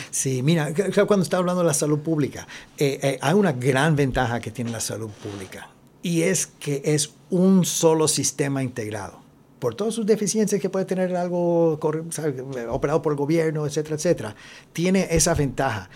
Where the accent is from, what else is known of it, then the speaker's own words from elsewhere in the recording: Texas, United States; moved away as an adult; also born or lived in Mexico / Austin, Texas; now in Puerto Rico; yo nací en México, pero me crié en Texas. Ah, y vine de Austin, directo a la universidad